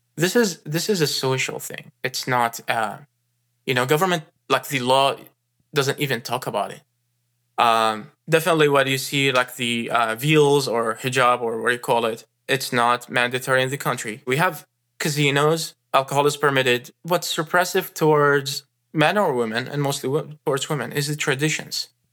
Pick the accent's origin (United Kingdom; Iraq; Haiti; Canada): Iraq; moved away as an adult; now in United States; I was born in Iraq and raised there and spa-, spent my first twenty-one years there